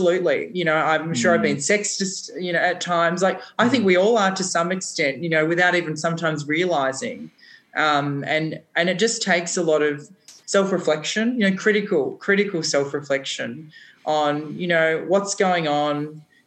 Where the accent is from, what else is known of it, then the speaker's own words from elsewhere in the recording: Australia; being an Australian